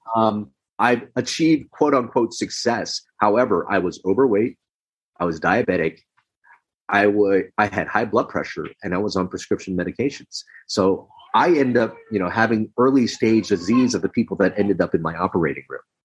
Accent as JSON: {"language": "English", "town": "Los Angeles", "region": "California", "country": "United States", "tie": "born or raised there", "also_born_or_lived": "Philippines", "said": "I was in America growing up in Los Angeles"}